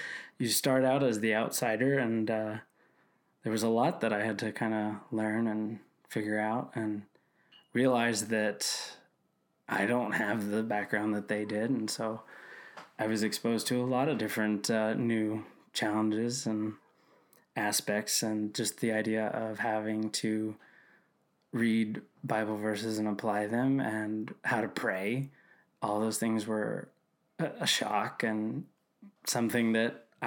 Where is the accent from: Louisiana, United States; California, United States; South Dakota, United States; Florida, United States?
Florida, United States; South; now in Chattanooga, United States; I'm originally from South Florida. I live in Chattanooga, Tennessee now